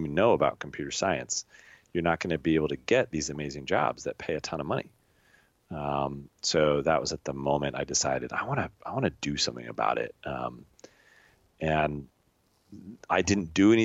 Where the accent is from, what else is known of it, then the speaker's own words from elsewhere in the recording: Colorado, United States; moved away as an adult; also born or lived in England; born and raised in Colorado, in America